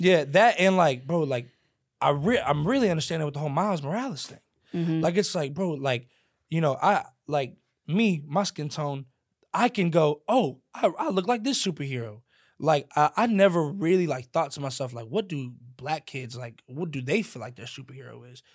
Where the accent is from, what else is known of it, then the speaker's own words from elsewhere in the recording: Louisville, Kentucky, United States; I sound a certain way because I'm from a certain place